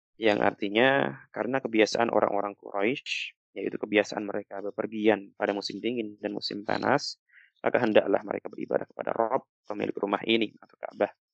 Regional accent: Java, Indonesia; sebagai anak Jawa

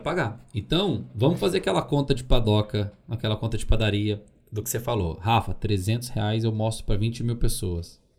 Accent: Dores do Indaiá, Minas Gerais, Brazil; also born or lived in Belo Horizonte; eu sou de BH, mas eu morei a maior parte da minha vida em Dores do Indaiá.

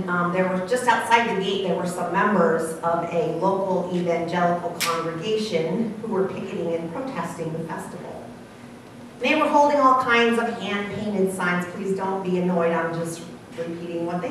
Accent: Ohio, United States; I was from Ohio

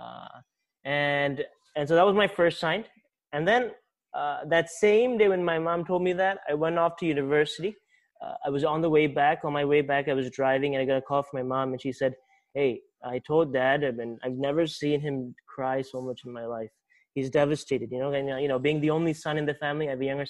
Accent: Baltimore, Maryland, United States; accent: American; I'm from Baltimore, Maryland, a state called Maryland, right next to D.C.

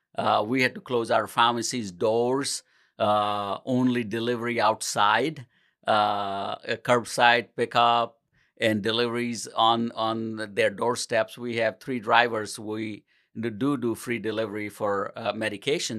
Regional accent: India; moved away as an adult; also born or lived in New Delhi, India; now in Portage, United States; I grew up in India, and, uh, I used to live with my grandmother when I was going to pharmacy school

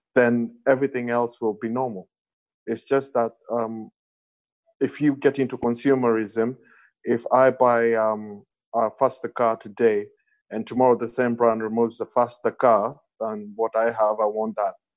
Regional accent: Kenya; as an African and more specifically as a Kenyan

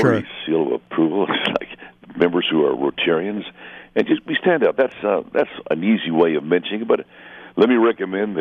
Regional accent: Mexico border area, northern Mexico, Mexico; I was raised in the border area. I'm half American, half Mexican.

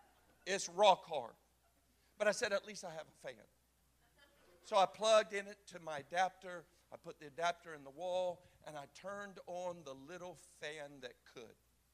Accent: the South, United States; And I'm from the South. I mean, grandma's feather bed is real.

